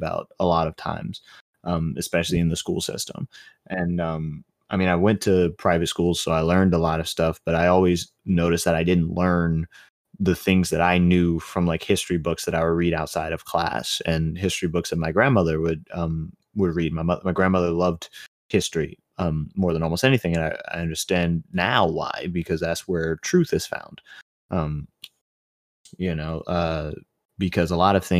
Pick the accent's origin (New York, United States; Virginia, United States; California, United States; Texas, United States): New York, United States; New York City; I was born in Brooklyn